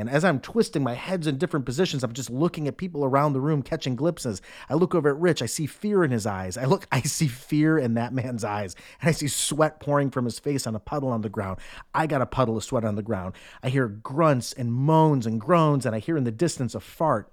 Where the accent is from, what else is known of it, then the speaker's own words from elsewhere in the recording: Cleveland, Ohio, United States; moved away; also born or lived in New York City; I'm from Cleveland